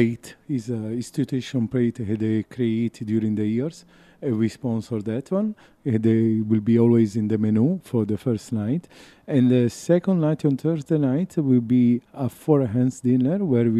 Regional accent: Florence, Tuscany, Italy; English is a second language; moved away as an adult; now in Dubai, United Arab Emirates; I'm growing up in Florence. It's Tuscany

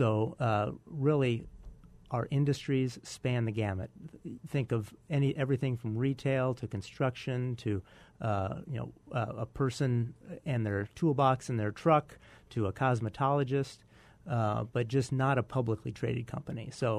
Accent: Tripp, South Dakota, United States; No, I grew up in the East River, {S1} south {S2} of Mitchell, in a little town of about 600 people called Tripp

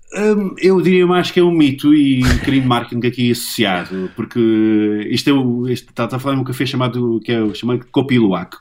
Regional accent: Angola; moved away; eu nasci em cabine em Angola

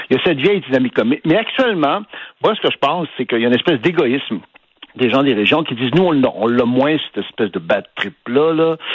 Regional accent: Montreal, Quebec, Canada; je suis un Montréalais, euh, mais là, depuis quand même six semaines, je suis pas à Montréal, je suis dans le Nord. Je me suis installé en fait dans mon chalet.

